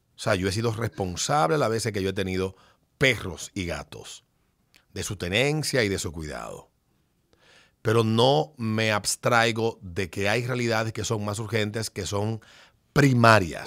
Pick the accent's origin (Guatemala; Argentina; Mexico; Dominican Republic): Dominican Republic